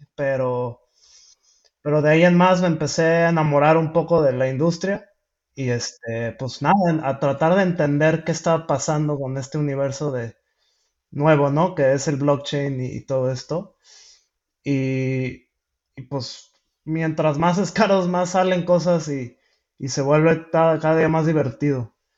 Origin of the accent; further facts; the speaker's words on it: Mexico; yo soy de México